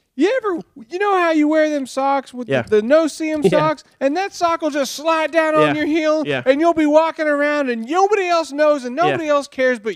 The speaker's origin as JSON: {"language": "English", "region": "Texas", "country": "United States", "tie": "born or raised there", "said": "I grew up in Texas."}